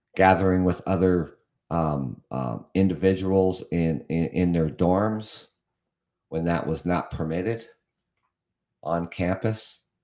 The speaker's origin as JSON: {"language": "English", "country": "Canada", "also_born_or_lived": "London, Ontario", "said": "I'm from Canada. I reside in Ontario, Canada"}